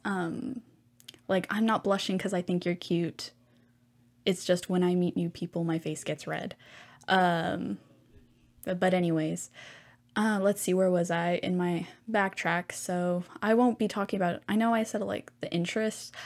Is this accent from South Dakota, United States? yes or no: no; Houston, Texas, United States; I was from Hu, like, in Houston, so I am stationed in Texas